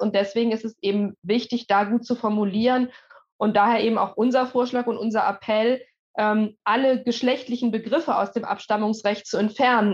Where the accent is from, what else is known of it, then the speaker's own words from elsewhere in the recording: Germany; bei uns in Deutschland